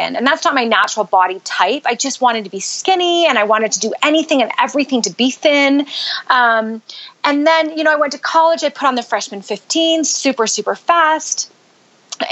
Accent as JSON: {"language": "English", "country": "Canada", "tie": "born or raised there", "also_born_or_lived": "Utah, United States", "moved": "as an adult", "lives_now": "United States", "said": "I grew up in Canada"}